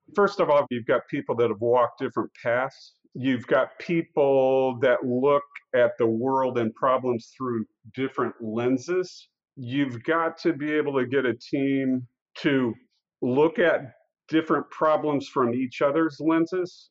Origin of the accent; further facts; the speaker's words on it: Council Bluffs, Iowa, United States; I grew up in Council Bluffs, Iowa, which is right in the heart of the North American continent